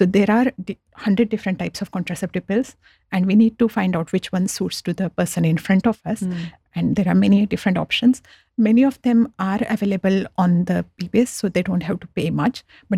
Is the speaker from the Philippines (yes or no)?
no; India; now in Australia; So when I came from India to Australia about 15 years back, I was very surprised that when I went to chemist that I need to get a script from doctor